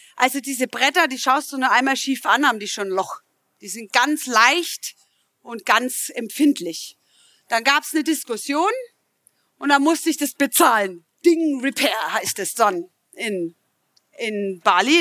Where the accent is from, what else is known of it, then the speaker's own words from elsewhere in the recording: Middle Franconia, Bavaria, Germany; Ich komme aus Mittelfranken übrigens, kann das nicht immer ganz abstellen